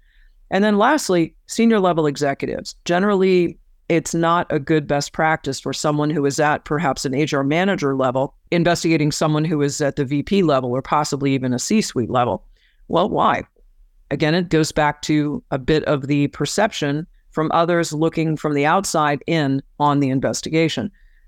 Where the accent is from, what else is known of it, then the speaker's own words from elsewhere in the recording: Florida, United States; In my home state of Florida, as an example, of course, I can work anywhere I want in the state of Florida